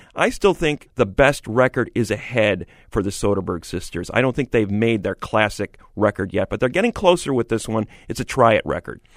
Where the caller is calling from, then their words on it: El Sobrante, California, United States; I'm calling from El Sobrante, California.